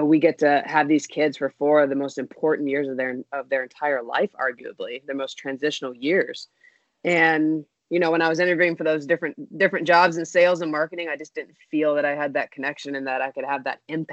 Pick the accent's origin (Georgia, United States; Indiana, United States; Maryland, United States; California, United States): Georgia, United States; I grew up in Georgia, in the South, y'all.